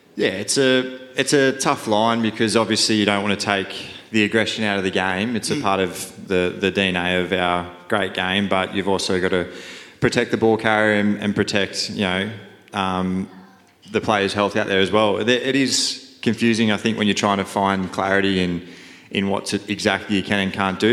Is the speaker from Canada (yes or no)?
no; Leeton, New South Wales, Australia; I grew up in a little country town called Leeton.